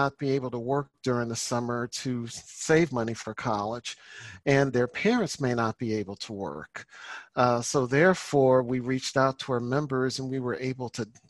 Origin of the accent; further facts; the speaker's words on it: St. Louis, Missouri, United States; moved away; also born or lived in Texas; my hometown of St. Louis, Missouri.